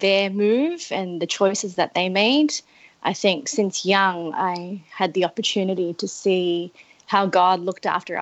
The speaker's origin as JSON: {"language": "English", "town": "Melbourne", "region": "Victoria", "country": "Australia", "tie": "born or raised there", "moved": "as an adult", "lives_now": "Toronto, Canada", "said": "Melbourne generally is a very much metropolitan city."}